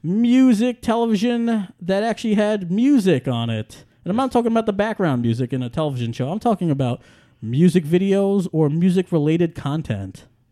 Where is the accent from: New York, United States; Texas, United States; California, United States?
New York, United States; New York City; moved away; I grew up in Staten Island, I grew up in New York City